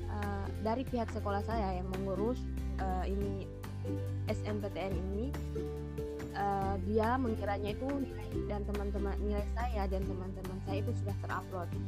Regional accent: Balantak, Central Sulawesi, Indonesia; Asal saya dari Balantak, Kabupaten Banggai, Provinsi Sulawesi Tengah.

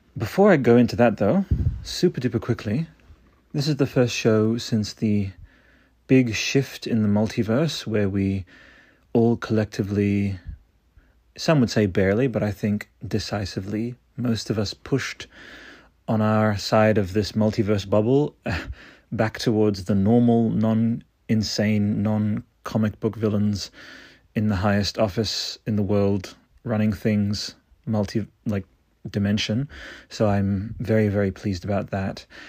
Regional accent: Australia; Australian, which is my home country

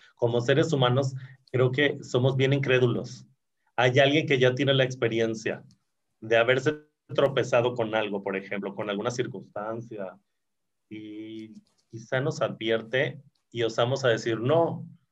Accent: Mexico; como buenos mexicanos

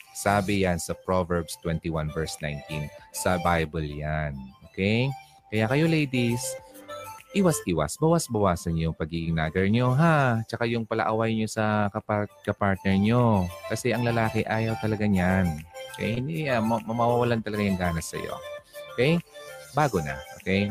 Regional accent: Albay, Bicol Region, Philippines; albay, albayano po ako

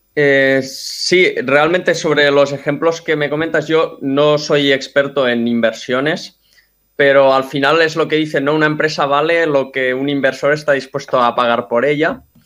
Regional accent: Mataró, Catalonia, Spain; yo soy de Mataró, estudié aquí y estudié en la universidad.

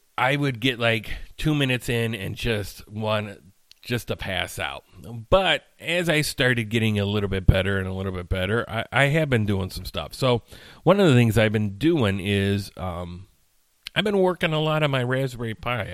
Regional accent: Chicagoland area, Illinois, United States; I consider myself from the Chicagoland area.

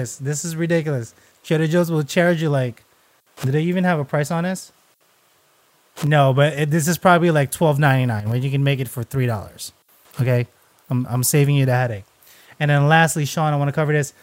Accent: Philippines; I'm Filipino

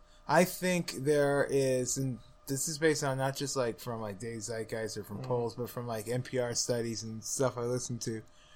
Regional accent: Missouri, United States; I'm from Missouri. Show me.

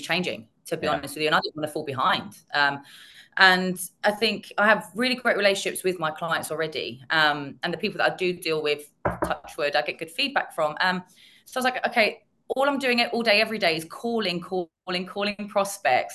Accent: London, United Kingdom; I was born and bred in North London

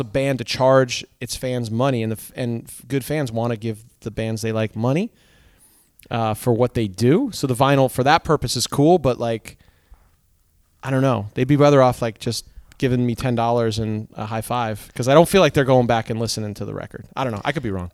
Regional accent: Seymour, Connecticut, United States; also born or lived in Danbury, Connecticut; growing up in Seymour, uh, Connecticut

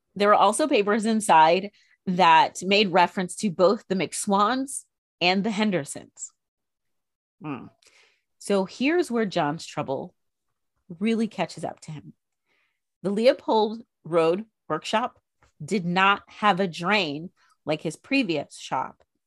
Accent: United States; We as American chicks

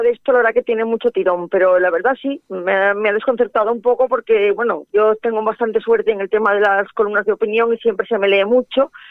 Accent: Galicia, Spain; Bueno, yo es que lo siento, como soy gallega, yo pienso que la vertebración europea vino del Camino de Santiago.

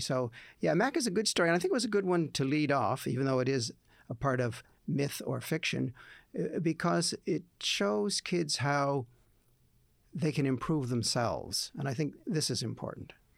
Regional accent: Moncton, New Brunswick, Canada; my hometown of Moncton

